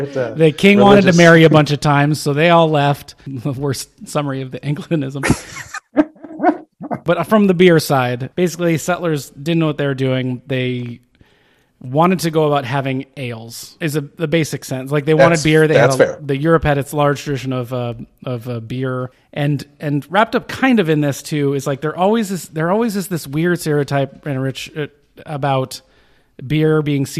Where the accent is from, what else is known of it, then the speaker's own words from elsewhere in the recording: Arizona, United States; also born or lived in California; I'm from Arizona. Hey, lived most of my life in California.